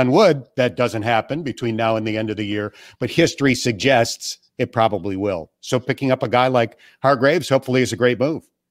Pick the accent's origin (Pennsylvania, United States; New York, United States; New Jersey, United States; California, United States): New York, United States; Buffalo; I grew up near Buffalo